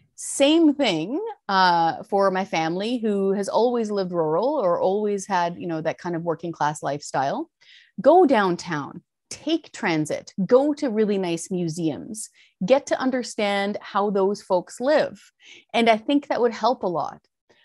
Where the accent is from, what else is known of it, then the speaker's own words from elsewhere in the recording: Fraser Canyon, British Columbia, Canada; I was raised in the Fraser Canyon. My family all drive pickup trucks, all blue collar, working with their hands.